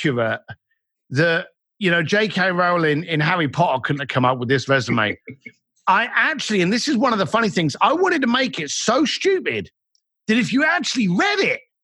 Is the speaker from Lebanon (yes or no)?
no; London, United Kingdom; moved away; As a bricklayer growing up in London